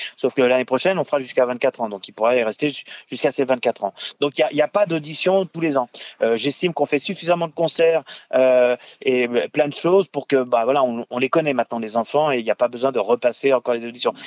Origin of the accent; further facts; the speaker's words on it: Tours, Centre-Val de Loire, France; also born or lived in Boulogne-Billancourt / Paris; j'ai fait euh, donc le conservatoire de Tours, puisque j'ai grandi à Tours